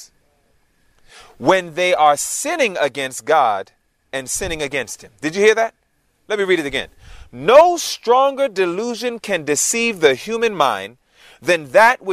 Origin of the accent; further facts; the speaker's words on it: New York City, New York, United States; moved away; also born or lived in Georgia; Born and raised in Queens, New York